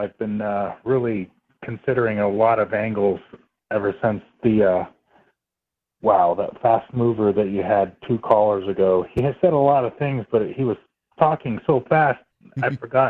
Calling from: West Coast, United States; I'm calling from the West Coast, brother.

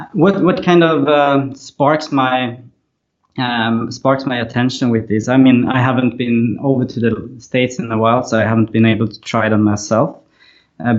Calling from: Malmö, Skåne, Sweden; So I'm in Malmö, Sweden, which is on the southern part, very close to Copenhagen

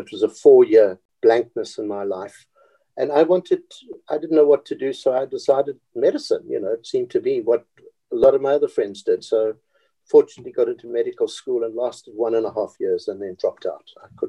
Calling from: Cape Town, Western Cape, South Africa; I'm speaking from Cape Town, from my home, because my office is closed down now and we're working at home.

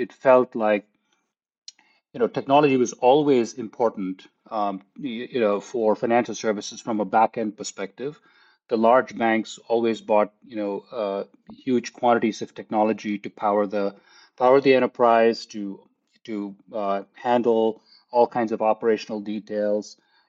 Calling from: Palo Alto, California, United States; I'm calling in from sunny California in Palo Alto.

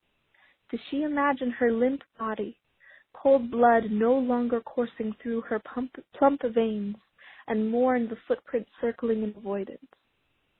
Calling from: Salt Lake City, Utah, United States; I'm calling from Salt Lake City, Utah

